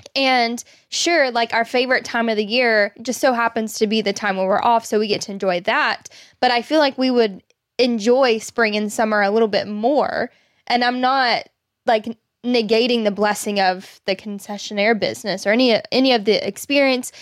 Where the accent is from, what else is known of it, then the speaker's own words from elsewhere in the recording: Arkansas, United States; Both you and I have been born and raised in Arkansas